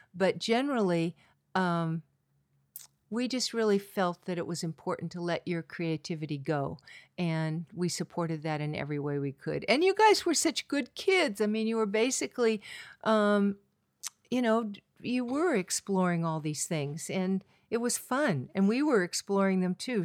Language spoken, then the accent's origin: English; California, United States; also born or lived in New York City / Washington, D.C.; I am from California, Golden Coastal Hills, oak trees, fields of lupin and poppies